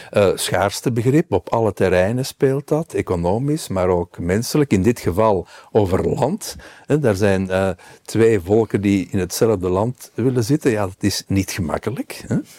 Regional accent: Belgium

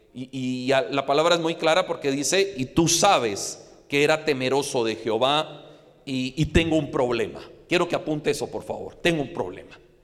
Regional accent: Guatemala; como guatemalteco

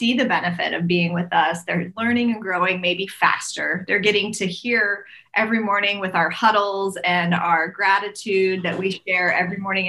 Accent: Tulsa, Oklahoma, United States; I am from Tulsa, Oklahoma

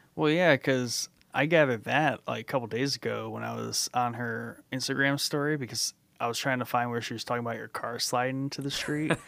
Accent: Snow Belt, United States; moved away as an adult; I grew up in the Snow Belt

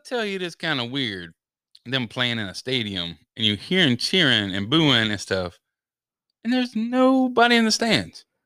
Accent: Denver, Colorado, United States; I was born in Denver, Colorado

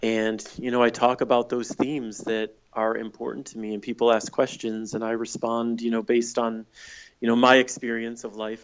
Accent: Michigan, United States; moved away as an adult; also born or lived in San Francisco; I moved from Michigan, where I grew up and went to college, to San Francisco

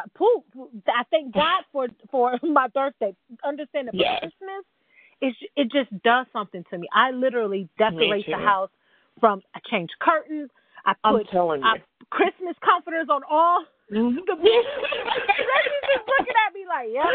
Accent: New York, United States; moved away; I'm from New York.

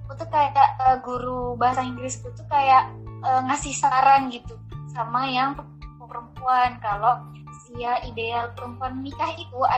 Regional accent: East Java, Indonesia; masih di area Jawa Timur gitu dan e, mereka juga istilahnya pasangan mereka juga itu sama-sama Madura

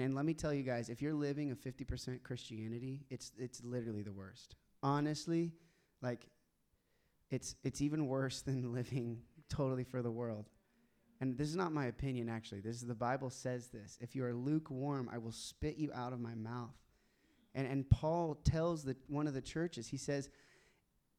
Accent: Tulsa, Oklahoma, United States; I grew up in Tulsa, Oklahoma

